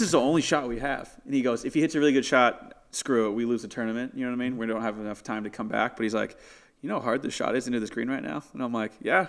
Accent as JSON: {"language": "English", "town": "San Diego", "region": "California", "country": "United States", "said": "I'm from San Diego"}